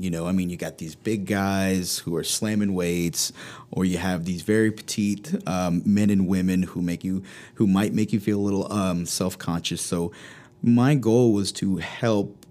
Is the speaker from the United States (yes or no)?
yes; Blacksburg, Virginia, United States; I grew up in the New River Valley, going to Blacksburg High School.